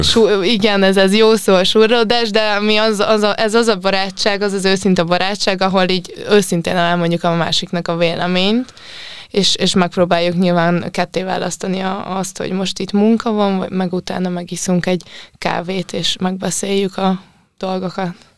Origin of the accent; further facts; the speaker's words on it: Sopron, Győr-Moson-Sopron, Hungary; a Biancával mi együtt nőttünk fel Sopronban